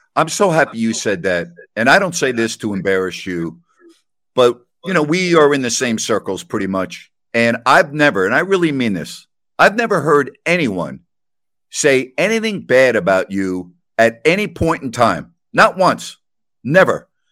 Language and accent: English; Long Island, New York, United States; moved away; also born or lived in Sacramento; I am growing up on Long Island, My dad had season tickets